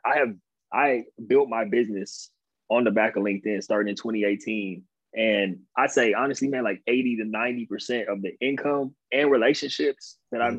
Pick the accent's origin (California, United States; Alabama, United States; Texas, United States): California, United States; Inland Empire; also born or lived in Pasadena, California / San Diego, California / New York tri-state area; I grew up like 45 minutes outside of LA. It's the Inland Empire. Um, that's where I'm from